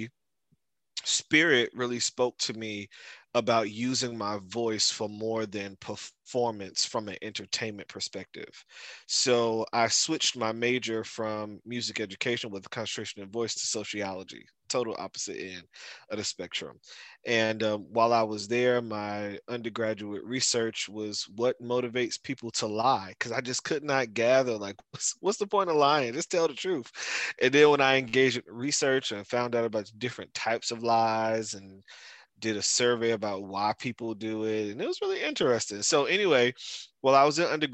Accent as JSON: {"language": "English", "town": "Newark", "region": "New Jersey", "country": "United States", "tie": "born or raised there", "also_born_or_lived": "Irvington, New Jersey / Orangeburg, South Carolina", "moved": "as an adult", "said": "I'm from Newark, New Jersey, born and raised"}